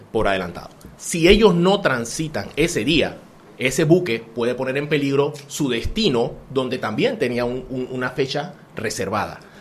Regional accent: Panama; nosotros tanto nos ha costado como panameños

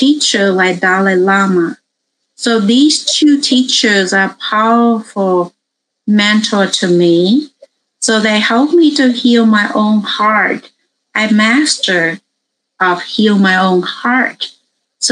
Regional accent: Vietnam; now in United States; I grew up in Vietnam. I immigrated to America in 1980.

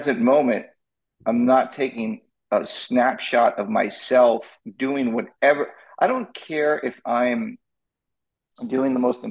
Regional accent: Massapequa, New York, United States; My hometown

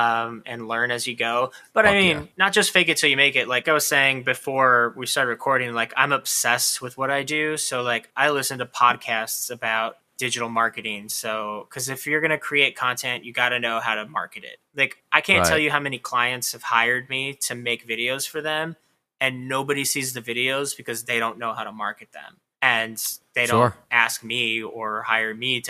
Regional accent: Corpus Christi, Texas, United States; moved away as an adult; also born or lived in San Diego, California; now in New York, United States; I grew up in this tiny ass little town in South Texas

